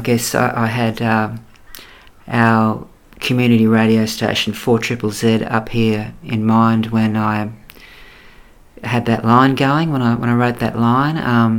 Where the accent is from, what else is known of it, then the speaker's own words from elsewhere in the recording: Brisbane, Queensland, Australia; I grew up in Boundary Street, Spring Hill, here in Brisbane, sort of on the border of Spring Hill, the Fortitude Valley and the city, sort of right on the border. Yeah, it was a very nice place to grow up.